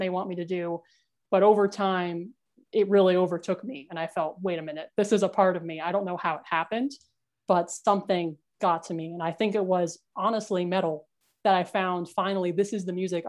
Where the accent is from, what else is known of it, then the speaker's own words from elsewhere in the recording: New Jersey, United States; also born or lived in New York; I was born in New York, but I grew up in a really small, how shall we say, small-minded town in New Jersey in a rural part